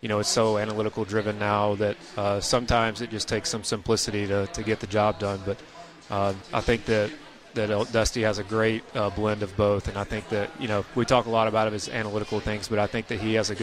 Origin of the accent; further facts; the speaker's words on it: Mississippi, United States; I'm from Mississippi. Growing up going to Cardinals and Braves games